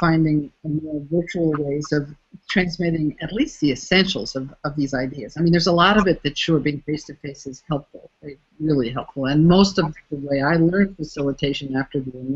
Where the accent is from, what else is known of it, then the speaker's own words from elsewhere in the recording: United States; first language English; moved away as an adult; also born or lived in Canada; now in Mexico; born and raised in the United States